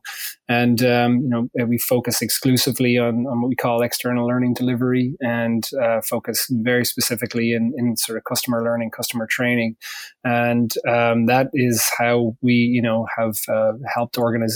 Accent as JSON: {"language": "English", "country": "Ireland", "moved": "yes", "lives_now": "United States", "said": "I'm originally from Ireland, living here in the United States now"}